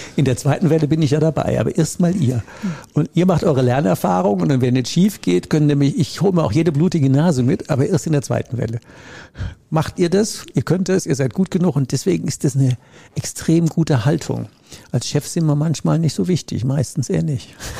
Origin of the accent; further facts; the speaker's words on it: Rhineland, Germany; Ich komme ja aus dem Rheinland